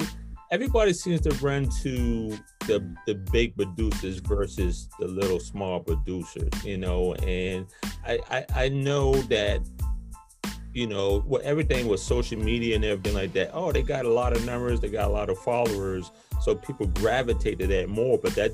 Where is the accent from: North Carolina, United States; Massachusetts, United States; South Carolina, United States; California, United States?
South Carolina, United States; also born or lived in New York; now in Atlanta, United States; I moved to New York from South Carolina in the 80s, and then in 06, I moved to Atlanta.